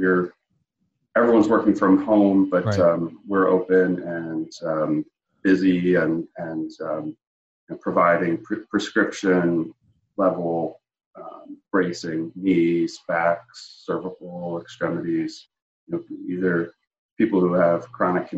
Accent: New York City, New York, United States; moved away as an adult; now in Pennsylvania, United States; it was not quite that way when I was growing up in Brooklyn

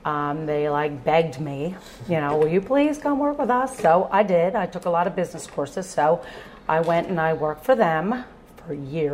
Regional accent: Oaks, Pennsylvania, United States; I grew up in Oaks.

